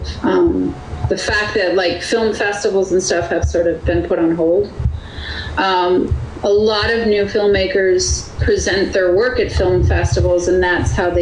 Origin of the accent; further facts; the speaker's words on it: Wisconsin, United States; my home state of Wisconsin. It's where I grew up